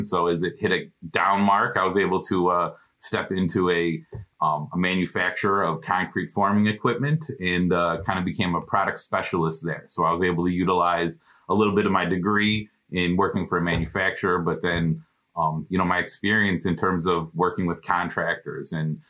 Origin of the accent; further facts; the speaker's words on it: Illinois, United States; So I grew up in the Chicagoland area, born and raised. Same town that my mom grew up, same town my grandpa grew up.